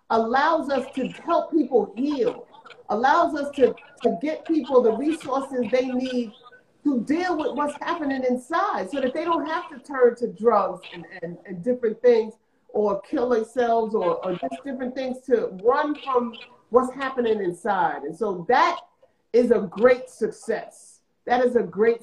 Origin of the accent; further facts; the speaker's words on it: New York City, New York, United States; I'm from South Jamaica, Queens